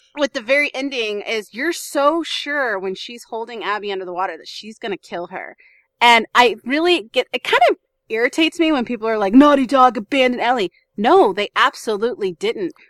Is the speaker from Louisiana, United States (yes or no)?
yes; New Orleans, Louisiana, United States; I grew up homeless in New Orleans